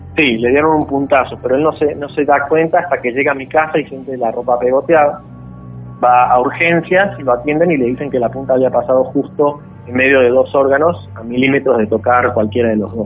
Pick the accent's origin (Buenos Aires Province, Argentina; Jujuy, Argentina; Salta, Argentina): Salta, Argentina; also born or lived in Campo Santo, Salta; Sí, sí, toda mi vida aquí.